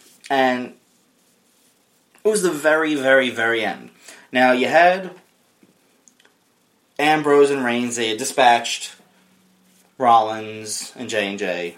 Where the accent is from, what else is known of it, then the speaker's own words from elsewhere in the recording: United States; as an American